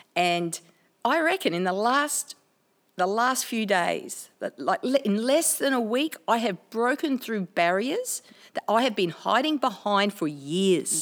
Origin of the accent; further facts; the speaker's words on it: Australia; I'm an Aussie chick, an Aussie Italian chick